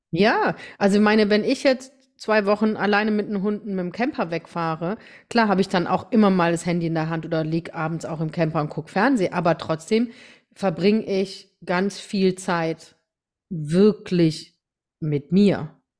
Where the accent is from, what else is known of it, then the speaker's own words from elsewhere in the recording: Rhineland-Palatinate, Germany; also born or lived in Deidesheim; bei uns in der Pfalz